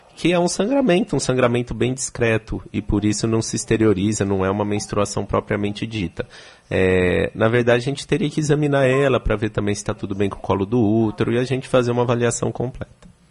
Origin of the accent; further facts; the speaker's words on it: São Paulo, Brazil; moved away as an adult; now in Salvador, Brazil; Eu sou de São Paulo, estou há três anos aqui em Salvador.